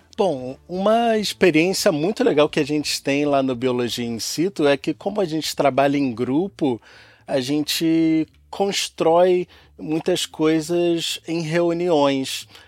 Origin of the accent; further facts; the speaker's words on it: Rio de Janeiro, Brazil; nasci e cresci aqui no Rio de Janeiro, embora minha família seja toda do Rio Grande do Norte